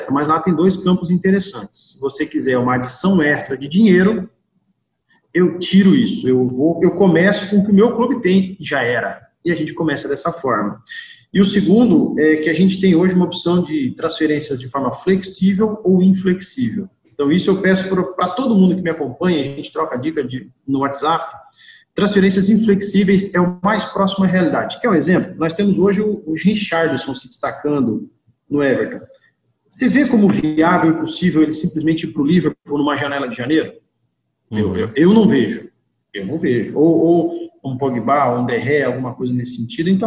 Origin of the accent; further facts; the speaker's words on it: Santa Catarina, Brazil; now in Paraná, Brazil; Vivo, vivo no Paraná há nove anos já, sou catarinense, mas estou aqui há nove anos e tudo começou aqui.